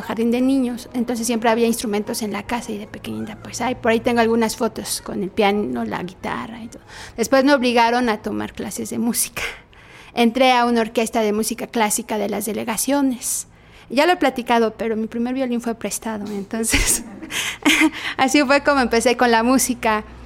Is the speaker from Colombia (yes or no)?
no; Milpa Alta, Mexico City, Mexico; soy de Milpalta, de la delegación que está al final del DF.